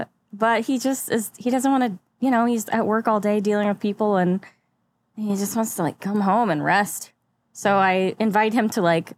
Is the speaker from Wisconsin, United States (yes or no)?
no; St. Louis, Missouri, United States; I moved here from Michigan, but I'm from ish St. Louis.